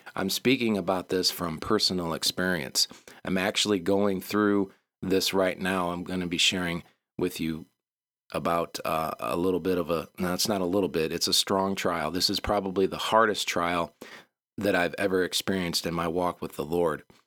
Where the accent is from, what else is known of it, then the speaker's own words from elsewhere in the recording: Michigan, United States; moved away; also born or lived in the South; We're from Michigan